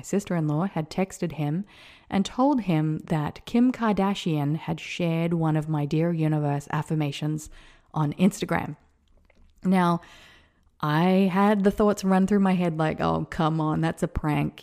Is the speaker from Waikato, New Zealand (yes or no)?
no; Whanganui, Manawatū-Whanganui, New Zealand; moved away; I was born in Wanganui, New Zealand at nine thirty A M